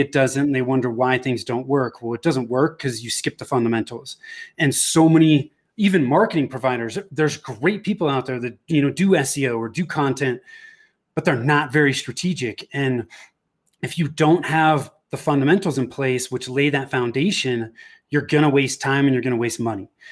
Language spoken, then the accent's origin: English; Bay Area, Northern California, United States; moved away as an adult; now in Denver, United States; I was born and raised in the Bay Area in Northern California.